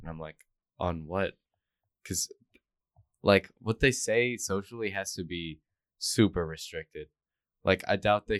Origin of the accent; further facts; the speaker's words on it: United States; As an American